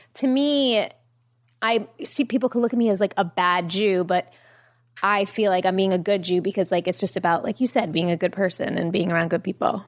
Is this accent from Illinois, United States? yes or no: no; Jericho, New York, United States; I grew up on Long Island